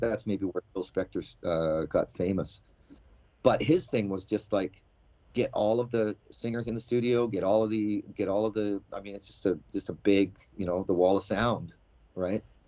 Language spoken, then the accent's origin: English; Alberta, Canada; moved away as an adult; now in China; when I was growing up in Alberta